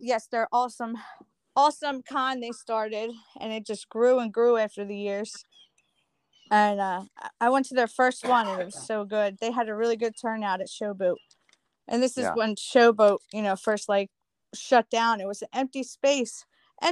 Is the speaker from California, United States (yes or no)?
no; New Jersey, United States; I was born and raised down here in South Jersey.